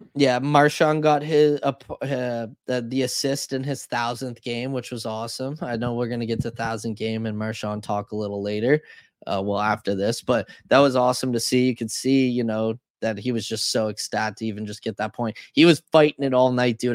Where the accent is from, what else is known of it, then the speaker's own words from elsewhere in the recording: Canada; as a Canadian